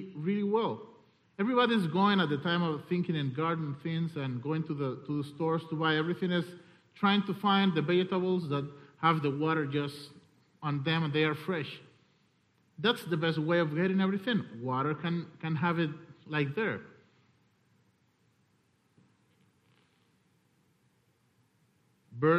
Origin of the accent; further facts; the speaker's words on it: Cuba; I'm coming from Cuba